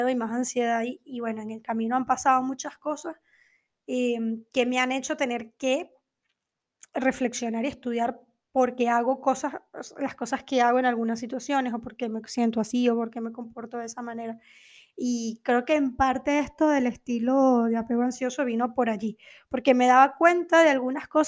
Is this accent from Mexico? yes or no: no; Venezuela; also born or lived in Argentina; now in Portugal; sobre todo cuando emigré de Venezuela a Argentina y luego de Argentina a Portugal